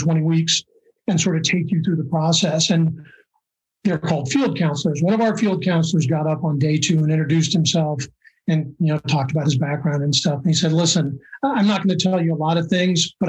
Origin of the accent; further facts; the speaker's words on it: Seattle, Washington, United States; I grew up in Seattle